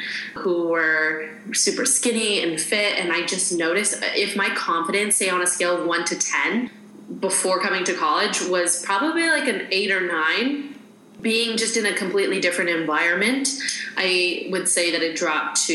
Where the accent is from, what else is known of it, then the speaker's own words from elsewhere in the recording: Saskatchewan, Canada; moved away as an adult; also born or lived in Arizona; I grew up in Canada, Saskatchewan, Canada